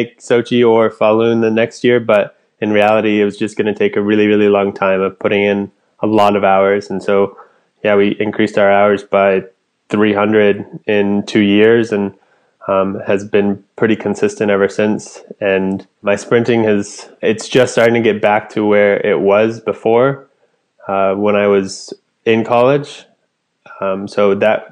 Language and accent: English; Anchorage, Alaska, United States; also born or lived in Fairbanks, Alaska; Where I'm from Alaska, born and raised in Anchorage